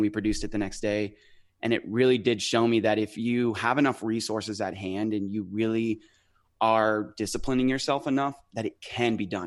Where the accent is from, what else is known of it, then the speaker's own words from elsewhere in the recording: Idaho, United States; also born or lived in San Diego, California; now in near San Diego, United States; I was born in San Diego, um, and I lived in the city until I was about five or six. Um, and my grandma, who at the time lived in Idaho, uh, drove down to California, picked us up, and hauled us over to her place in Idaho.